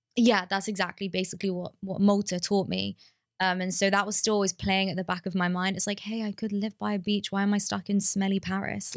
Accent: London, United Kingdom; moved away; growing up in London

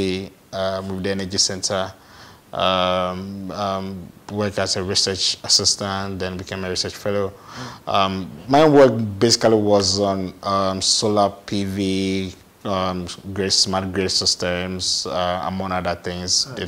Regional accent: Asamankese, Eastern Region, Ghana; also born or lived in Accra; But I had the chance to be raised by my grandmom in our hometown. Asamankese.

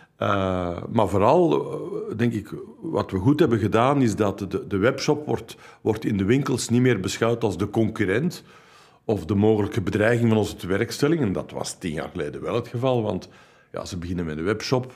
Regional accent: Flanders, Belgium

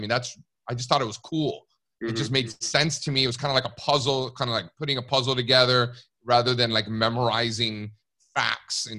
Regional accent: Miami, Florida, United States; moved away; also born or lived in New York City; I grew up in Miami, Cuban parents.

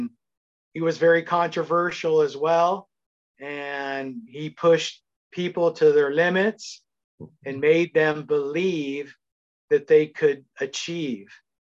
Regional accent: La Habra, California, United States; as a fellow Italian American. I grew up in La Habra, which was the city next to Fullerton.

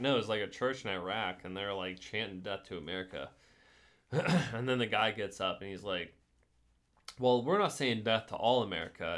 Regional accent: United States

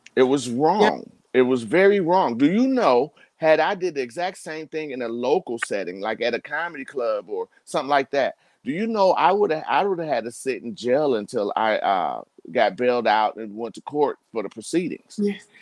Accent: United States; we as African American men

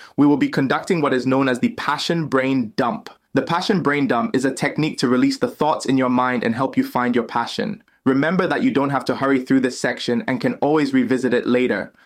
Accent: Ghana; moved away as an adult; now in United States; leave my home country of Ghana and start a new life in the land of opportunity, the United States

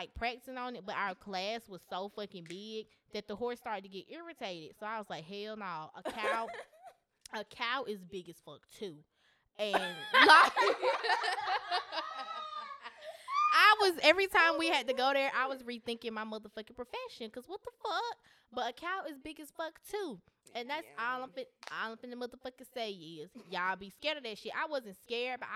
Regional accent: Grant, United States; I'm from Grant, both of us are from, you know, a country place.

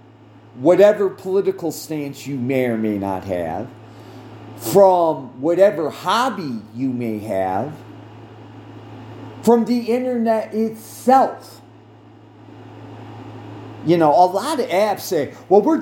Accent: United States; I speak from an American viewpoint

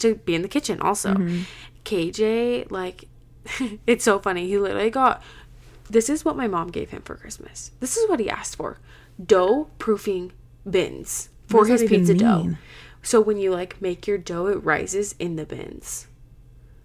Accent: Utah, United States; I'm from Utah

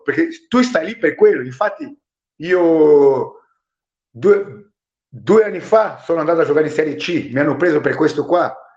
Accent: Brazil; Italian is a second language; moved away as an adult; now in Italy; Io ho vissuto in Brasile venticinque anni

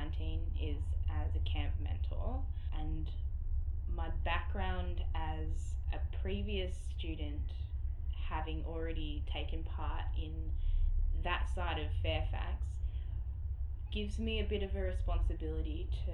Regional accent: Swan Hill, Victoria, Australia; moved away as an adult; now in Melbourne, Australia; I'm from Swan Hill. I am a student in Melbourne at the moment.

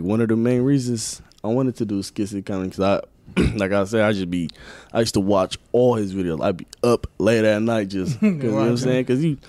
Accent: Milwaukee, Wisconsin, United States; also born or lived in Kenya; I was born in Kenya, Africa. Oh, yeah. And I was raised in Milwaukee, Wisconsin.

